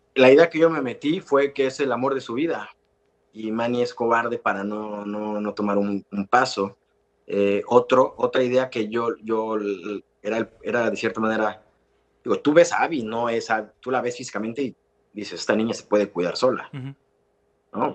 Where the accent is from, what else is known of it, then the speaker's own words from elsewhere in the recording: Mexico; Es un valor que tenemos como mexicanos maravilloso